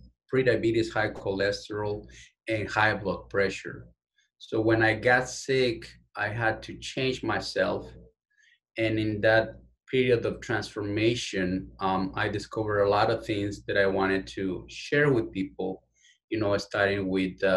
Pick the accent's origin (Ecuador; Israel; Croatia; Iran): Ecuador; Quito, Pichincha; English is a second language; now in United States; I was born and raised in Quito, Ecuador. I'm from the capital of my beautiful country.